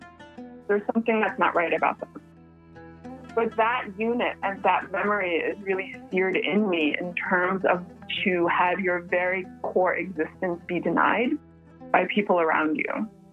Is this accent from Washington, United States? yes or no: no; Chicago, Illinois, United States; Growing up in the Chicago area in this large Palestinian American community, but also having Palestinian relatives who were scattered all over the world